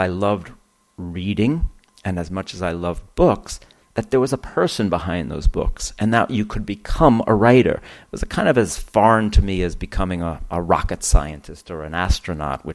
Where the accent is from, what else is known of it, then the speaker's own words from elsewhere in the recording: Mount Vernon, New York, United States; I grew up in Mount Vernon, New York.